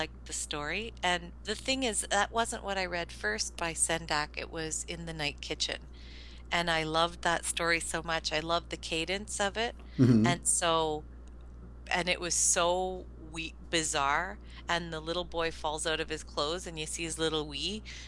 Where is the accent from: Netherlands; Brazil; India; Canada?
Canada; I'm Canadian